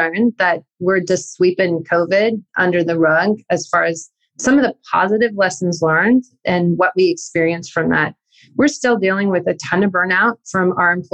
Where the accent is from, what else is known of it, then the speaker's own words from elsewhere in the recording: Northern California, United States; where I grew up in Northern California